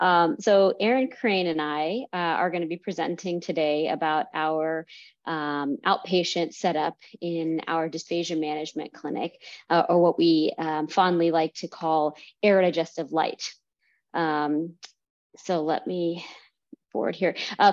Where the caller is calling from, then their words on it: India; I'm calling in from India right now.